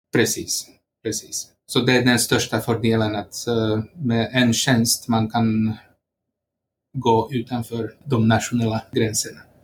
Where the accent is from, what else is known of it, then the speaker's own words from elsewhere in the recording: Slovakia; Swedish is a second language; moved away as an adult; now in Sweden; Jag kommer från eh, Slovakien och eh, har bott här i Sverige sedan 1996